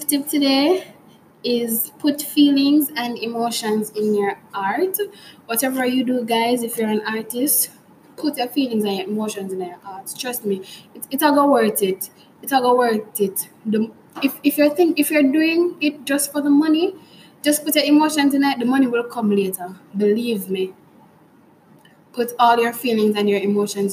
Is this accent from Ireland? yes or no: no; Jamaica; we as Jamaicans, for me at least, as a Jamaican